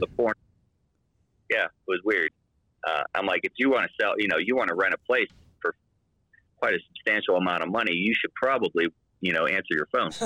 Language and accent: English; Pittsburgh, Pennsylvania, United States; moved away as an adult; now in Utah, United States; I'm from Pittsburgh